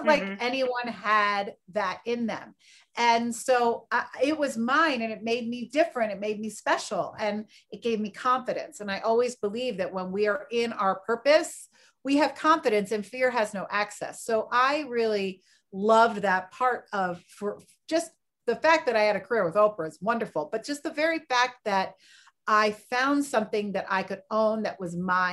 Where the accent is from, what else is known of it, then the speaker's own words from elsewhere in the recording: Philadelphia, Pennsylvania, United States; moved away as an adult; also born or lived in Chicago; my hometown of Philadelphia